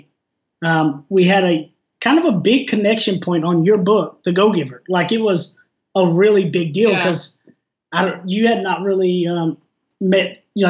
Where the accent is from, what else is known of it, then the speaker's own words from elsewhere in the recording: East Texas, United States; I'm about as East Texan as they come. The slang is real.